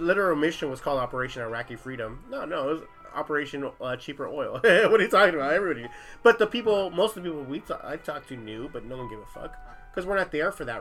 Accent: California, United States; I'm from California.

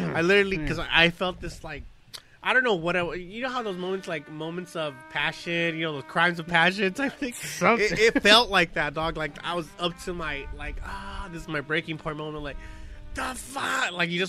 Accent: Long Beach, California, United States; we're from Long Beach, we represent all that, but we hardly ever drink or hang around here

